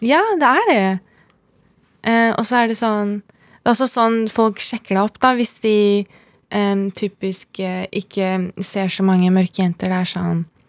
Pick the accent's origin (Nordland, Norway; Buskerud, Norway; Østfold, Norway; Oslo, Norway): Oslo, Norway; jeg vokste opp på Holmlia